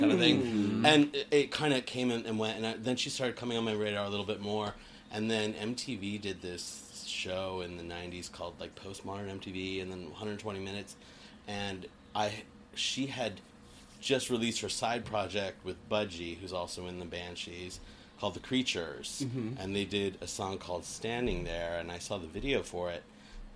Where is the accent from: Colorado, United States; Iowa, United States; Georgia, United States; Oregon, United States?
Colorado, United States; Littleton; moved away as an adult; also born or lived in Denver, Colorado; now in California, United States; I grew up in Denver, Colorado, in a little town called Littleton, Colorado